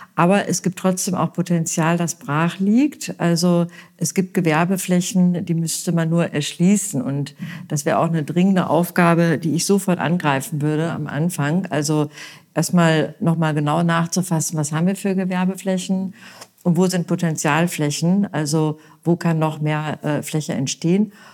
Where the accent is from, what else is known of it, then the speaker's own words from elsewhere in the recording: Münster, North Rhine-Westphalia, Germany; now in Bad Kreuznach, Germany; ich bin ja gebürtige Westfälin. Ich komme aus Münster